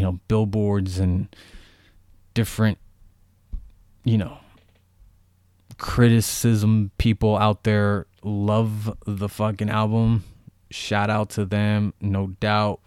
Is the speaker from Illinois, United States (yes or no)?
no; Bay Area, California, United States; I am from the Bay Area